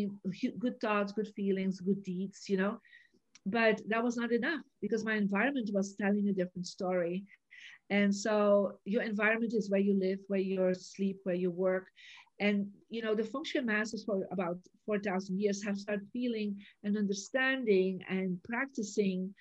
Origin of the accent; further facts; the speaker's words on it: Belgium; also born or lived in Santa Barbara, United States; now in United States; I was born in Belgium, I made the decision to live in America and to live in different places